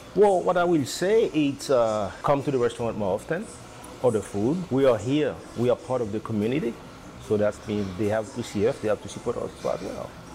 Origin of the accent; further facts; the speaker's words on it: Haiti; now in San Rafael, United States; I'm from the Caribbean, I'm from Haiti